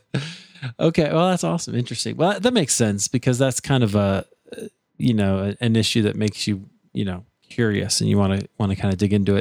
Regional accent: Des Moines, Iowa, United States; I'm from Des Moines

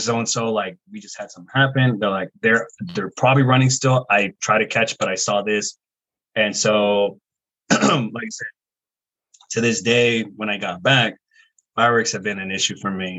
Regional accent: Riverside, California, United States; moved away as an adult; also born or lived in Monterey, California / Colorado; now in New Jersey, United States; I'm originally from California, from Southern California, Riverside.

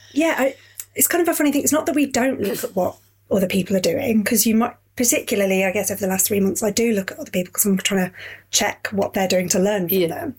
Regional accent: Yorkshire and the Humber, United Kingdom; moved away as an adult; also born or lived in Catford, London / South London; now in London, United Kingdom; I'm from Yorkshire originally. I moved down here. Yeah. Um, I was 21

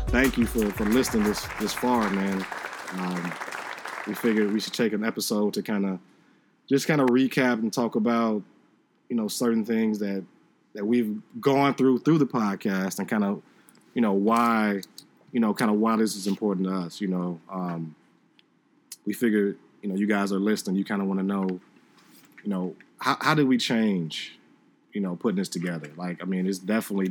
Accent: Chicago, Illinois, United States; Phil and I are from Chicago

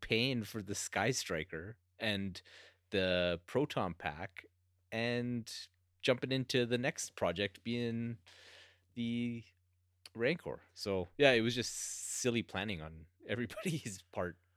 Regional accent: Canada; being Canadian

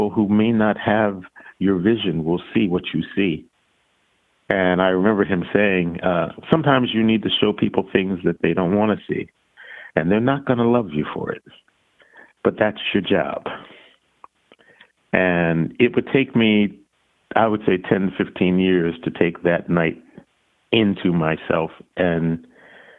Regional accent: Philadelphia, Pennsylvania, United States; when I was growing up in Philadelphia

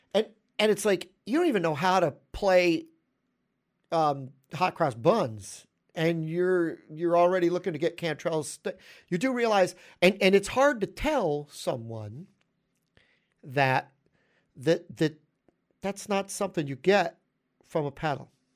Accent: New York, United States; I'm a New Yorker

